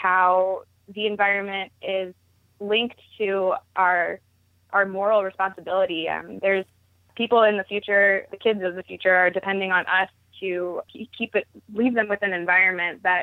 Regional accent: Baltimore, Maryland, United States; moved away as an adult; also born or lived in Durham, North Carolina; growing up in Baltimore

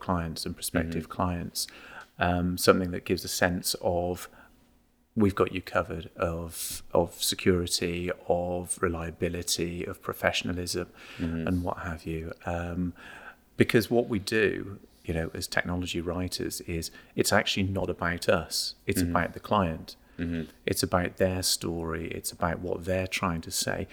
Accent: United Kingdom; also born or lived in Malvern; I was born and brought up on the sort of Worcestershire-Gloucestershire border

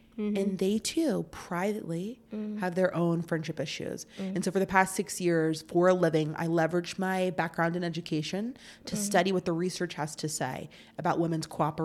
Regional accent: Tampa, Florida, United States; I grew up in Tampa, Florida.

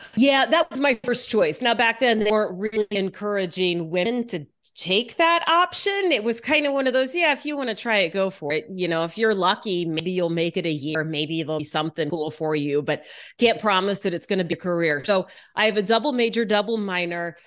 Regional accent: Houston, Texas, United States; moved away as an adult; also born or lived in Dallas, Texas; now in Seattle, United States; I grew up mostly in Texas, in Houston

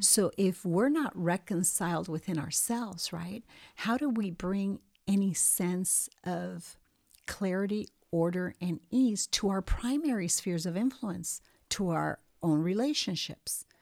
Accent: Montevideo, Uruguay; moved away; also born or lived in New York; I was born in Montevideo, Uruguay, and I lived there until mid-sixties

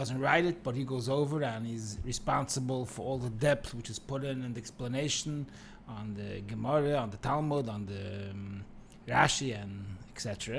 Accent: Monsey, New York, United States; born there; I was born in Monsi to a very known family

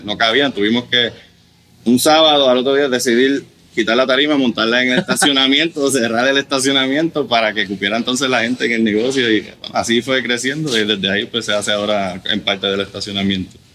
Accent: Puerto Rico; first language German; Spanish is a second language; also born or lived in Germany / Cologne, Germany; Hasta, tercer grado en Alemania, mi hermana hasta segundo grado, nuestro primer idioma es el alemán, lo que hablamos en la casa, ¿no? la familia alemán, y aquí pues de cuarto grado en adelante hasta la universidad.

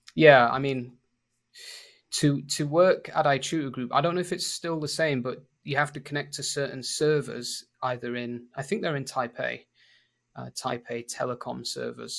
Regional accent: Sheffield, Yorkshire and the Humber, United Kingdom; accent: northern; moved away as an adult; now in Lima, Peru; So, I'm from England, but I'm from a, from the north of England, from Sheffield. So, it's a really northern accent.

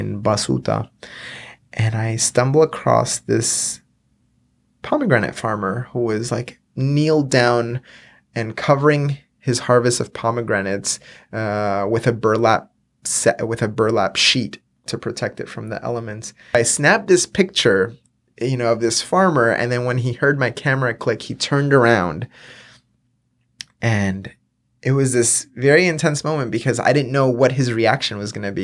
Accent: Miami, Florida, United States; also born or lived in Venezuela / upstate New York; I grew up in Miami, went to school in upstate New York.

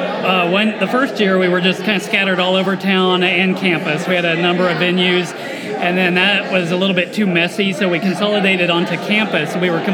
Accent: Stillwater, Oklahoma, United States; I grew up in Stillwater primarily

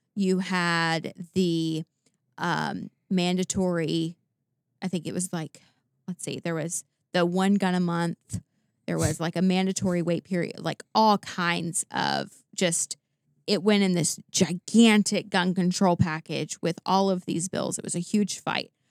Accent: Tennessee, United States; going back to Tennessee, 'cause I, you know, it's my home state.

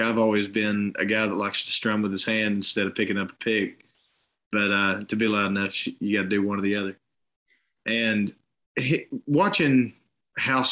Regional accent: Chattanooga, Tennessee, United States; I grew up right here in Chattanooga, Tennessee, and lived here majority of my life despite a short venture out west for a little bit.

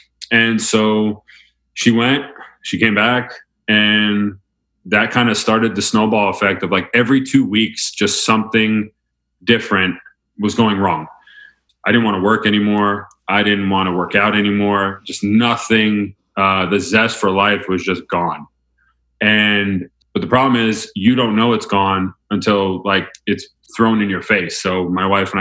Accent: Mamaroneck, New York, United States; moved away as an adult; also born or lived in Notre Dame / Elon University; I was born in Westchester, New York, just outside New York City. Grew up there in Mamaroneck, went to Mamaroneck High School.

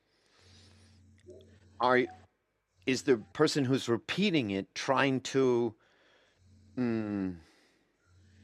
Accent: United States; I'm an American

